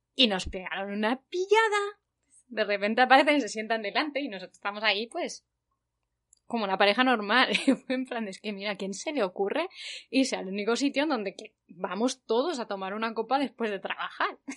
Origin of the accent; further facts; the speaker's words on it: Spain; now in South Korea; soy de España